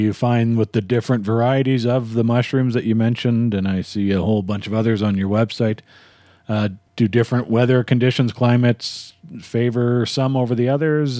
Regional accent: Winnipeg, Manitoba, Canada; now in Calgary, Canada; I grew up in Winnipeg and moved to Calgary

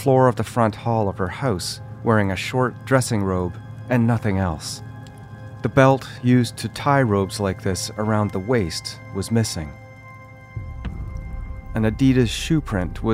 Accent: Arnprior, Ontario, Canada; My hometown

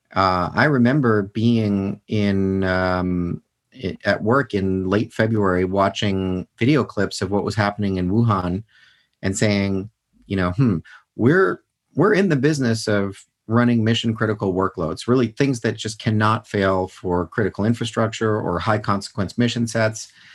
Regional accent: United States; I'm a citizen and I'm an American

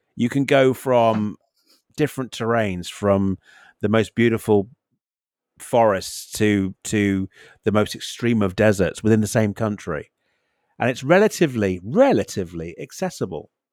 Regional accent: United Kingdom; as a Brit, as a Brit

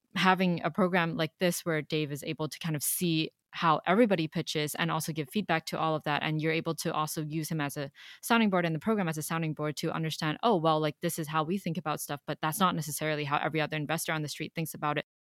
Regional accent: Hong Kong; moved away; I was born and raised in Hong Kong

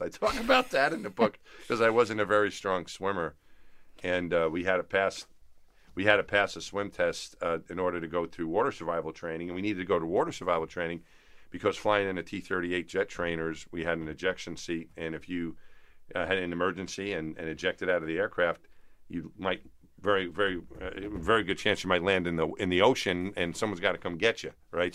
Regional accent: Franklin Square, New York, United States; There's nothing special about us growing up in Franklin Square

